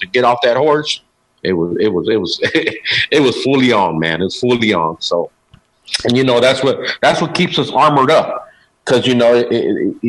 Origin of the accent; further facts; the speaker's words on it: Arizona, United States; I was born and raised in Arizona